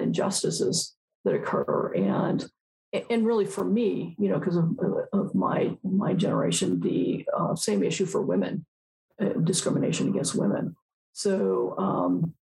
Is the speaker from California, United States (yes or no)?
yes; Altadena, California, United States; I grew up in Altadena, California